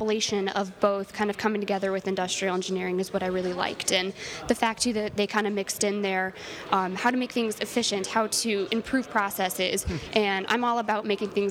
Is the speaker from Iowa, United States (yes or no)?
yes; Lisbon, Iowa, United States; I am originally from the Cedar Rapids area in Iowa. I'm from a small town called Lisbon, Iowa.